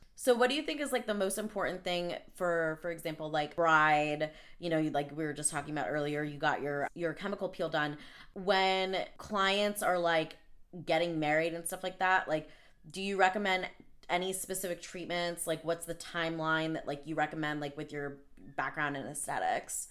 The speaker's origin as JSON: {"language": "English", "area": "Long Island", "region": "New York", "country": "United States", "said": "I'm actually from Long Island"}